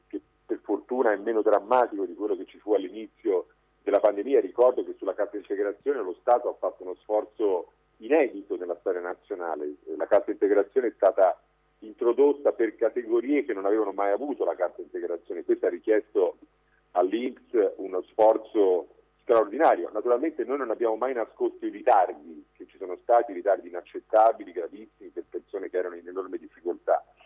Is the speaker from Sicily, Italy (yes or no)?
no; Livorno, Tuscany, Italy; Io sono livornese